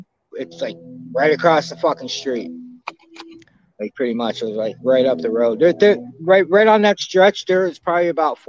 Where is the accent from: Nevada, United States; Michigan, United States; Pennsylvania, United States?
Pennsylvania, United States; I'm from Pennsylvania. I'm not used to that really steaming hot weather